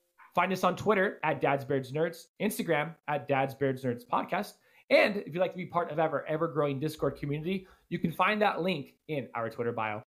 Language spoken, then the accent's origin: English; Mariposa, California, United States; where I'm at living currently is about like an hour and a half from where I was raised in Mariposa